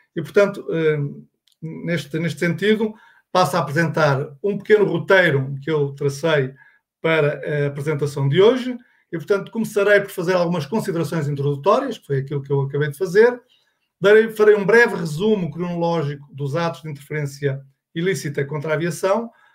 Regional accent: Portugal; accent: Portuguese; pelo meu sotaque, sou português, de Portugal

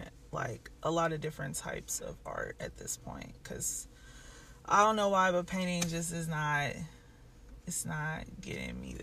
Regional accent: Aurora, Colorado, United States; also born or lived in Gary, Indiana / Merrillville, Indiana / Kansas City, Missouri; I pretty much grew up in Colorado in Aurora. I went to high school there

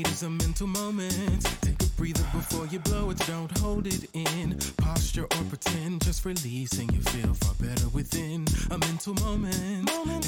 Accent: Charlotte, North Carolina, United States; moved away as an adult; also born or lived in Durham, North Carolina; now in Atlanta, United States; did a lot of growing up in Charlotte

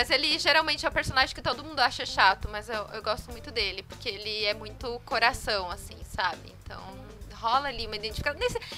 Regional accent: Brazil; Eu chamo né? de …, sou brasileira.

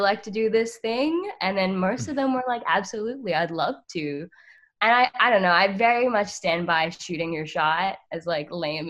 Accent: Australia; I actually can't vote because I'm Australian.

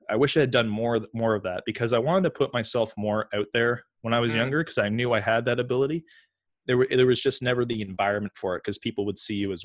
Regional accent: Toronto, Ontario, Canada; you know, I live in Toronto, Canada, which is like the mecca of hockey, mm-hmm. You know? So, boys growing up in Toronto, they don't go to drama class or acting class.

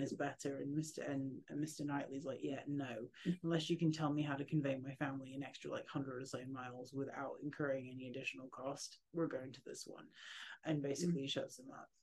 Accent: England, United Kingdom; I'm English

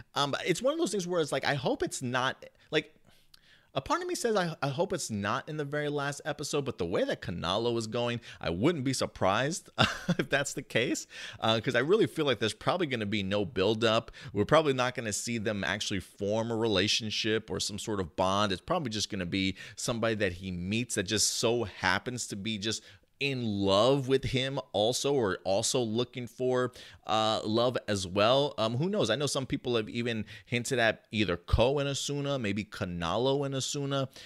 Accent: United States; moved away as an adult; also born or lived in New Jersey; now in Texas, United States; I grew up in New York and New Jersey.

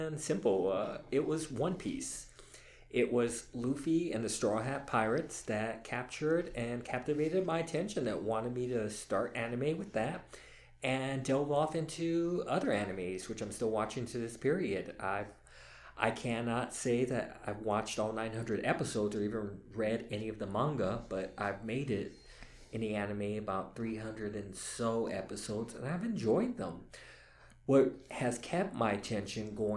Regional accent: Texas, United States; I am Texas born and raised. I'm a Texas

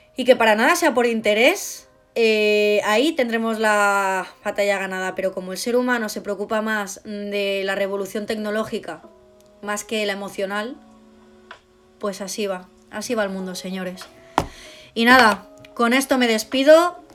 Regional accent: Spain; yo no soy de otro país, yo soy española, yo hablo de España.

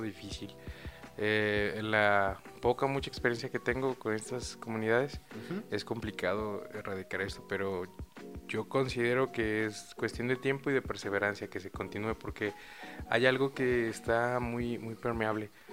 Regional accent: Mexico; Somos demasiados mexicanos

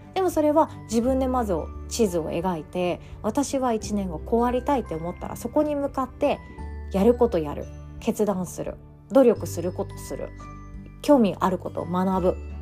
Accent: Takamatsu, Kagawa, Japan; now in Osaka, Japan; 私の実家の香川県高松市

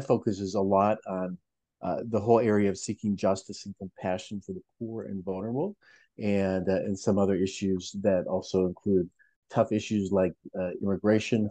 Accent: Minnesota, United States; also born or lived in Pacific Northwest; I was born and raised in Minnesota

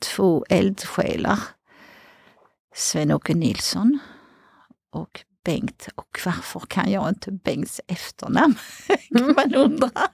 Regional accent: outside Paris, Île-de-France, France; Swedish is a second language; moved away as an adult; now in Sweden; jag är uppväxt utanför Paris

